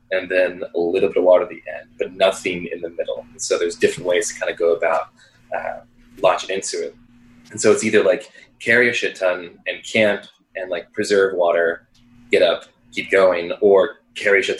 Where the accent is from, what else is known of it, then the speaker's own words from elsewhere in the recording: Western Pennsylvania, United States; Growing up in Western PPA